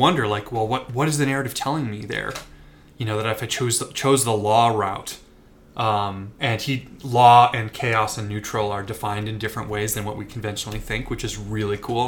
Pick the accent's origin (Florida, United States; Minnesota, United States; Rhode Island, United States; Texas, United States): Minnesota, United States; Minneapolis; I grew up in the Twin Cities, Minneapolis, Minnesota.